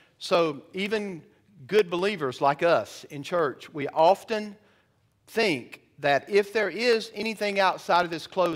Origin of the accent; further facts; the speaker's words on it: Georgia, United States; I'm from Georgia